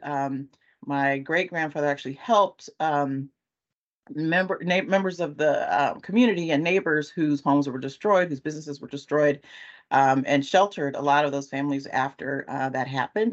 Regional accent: California, United States; now in Chicago, United States; I'm originally from California

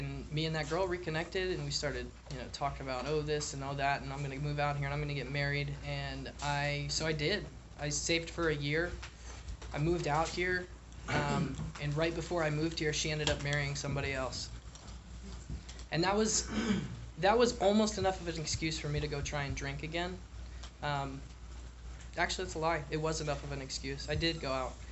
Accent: Richmond, Virginia, United States; also born or lived in Buffalo, New York; I grew up in Richmond, Virginia. I was born in Buffalo, New York. I moved down there when I was two

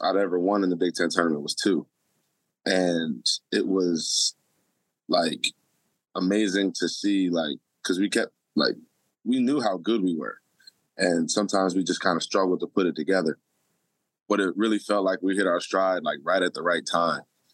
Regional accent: Detroit, Michigan, United States; moved away; I'm from Detroit originally

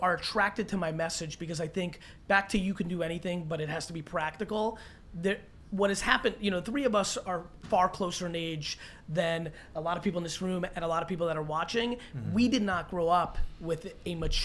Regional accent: Edison, New Jersey, United States; I grew up in Edison

